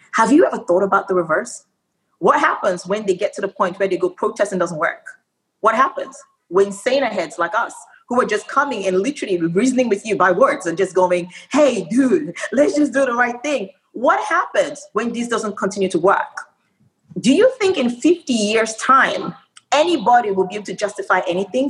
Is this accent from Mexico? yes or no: no; Nigeria; moved away; also born or lived in Australia; I spent my um, early formative years in Nigeria, and then I went to Australia